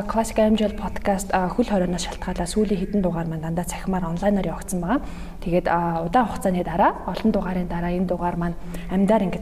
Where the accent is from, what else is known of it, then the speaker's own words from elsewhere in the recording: Ulaanbaatar, Mongolia; also born or lived in Yekaterinburg, Russia; За багш нь ер нь бол Улаанбаатар хотын хүүхэд Улаанбаатар хотод